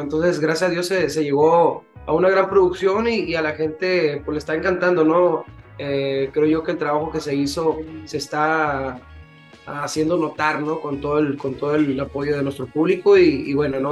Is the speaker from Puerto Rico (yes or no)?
no; Mexico; nosotros mexicanos